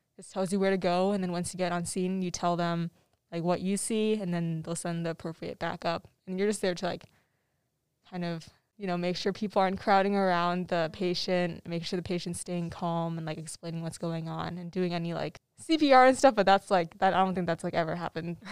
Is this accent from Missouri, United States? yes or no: no; Tempe, Arizona, United States; I'm from Tempe, Arizona